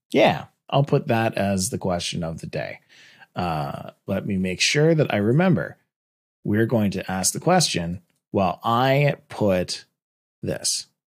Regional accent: Canada; I'm Canadian

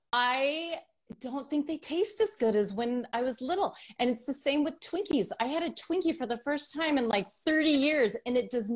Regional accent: California, United States; part of my life, I grew up in the Bay Area and I know the Bay and I know how choppy that water gets.

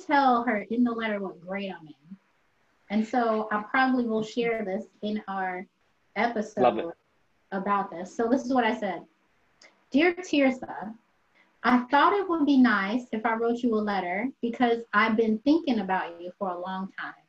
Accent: United States; I'm American

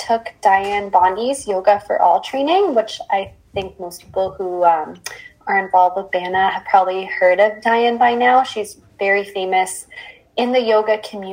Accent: Windsor, Ontario, Canada; also born or lived in Waterloo / Peterborough; I was born and raised in Windsor, but I lived a few years in Waterloo and a year in Peterborough while I was in school.

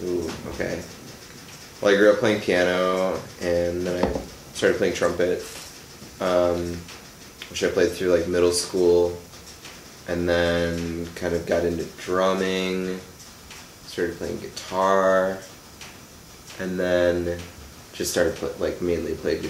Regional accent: Pewaukee, Wisconsin, United States; Pewaukee. Yeah.

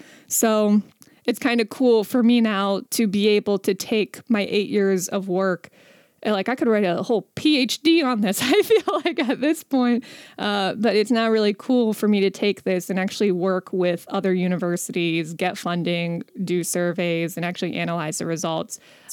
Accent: India; I used to have a joke about how how people would say things to me about being Indian, like because I'm Indian.

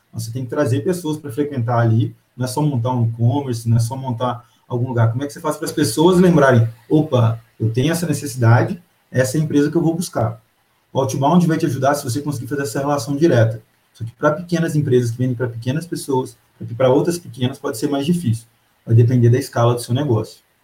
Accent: Pará de Minas, Minas Gerais, Brazil; now in Belo Horizonte, Brazil; eu sou de Pará de Minas, grande terra

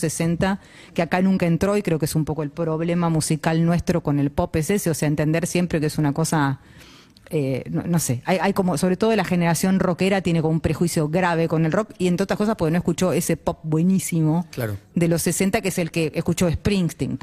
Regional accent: Lanús, Buenos Aires Province, Argentina; Yo nací en Lanús

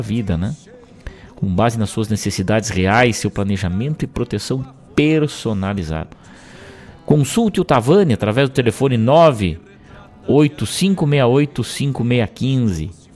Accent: Rosário do Sul, Rio Grande do Sul, Brazil; moved away; lá na minha terra natal

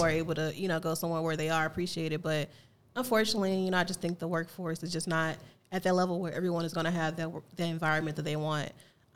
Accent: East St. Louis, Illinois, United States; moved away as an adult; also born or lived in Missouri; I'm born and raised East St. Louis

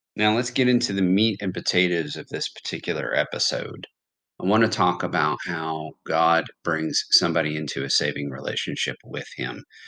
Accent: United States; I am from America

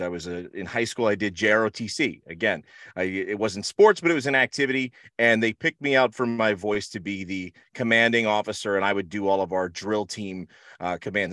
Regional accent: Rahway, New Jersey, United States; now in Florida, United States; I grew up in Rahway, New Jersey

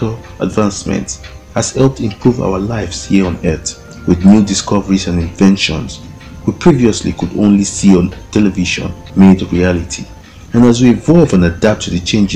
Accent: Nigeria; I was born and raised in Nigeria

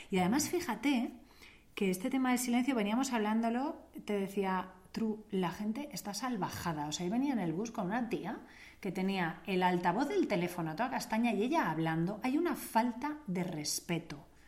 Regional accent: Italy; Me lo preguntas a mí porque soy italiana.

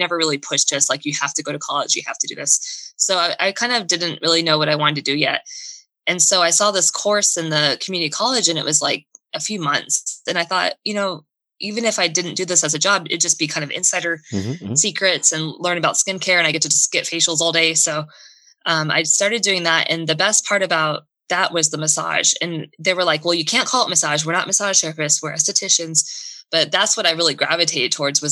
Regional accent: Florida, United States; now in Minnesota, United States; I grew up in Florida. I grew up in a part of Florida that is not what you would think of from the TV and movies. It wasn't near a beach. It was more inland

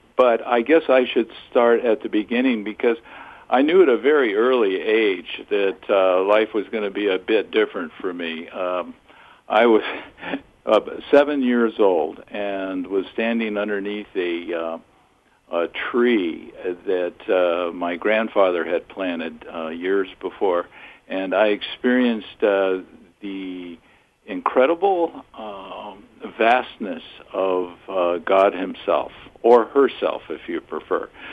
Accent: Southern California, United States; a kid growing up in Southern California until I was 13

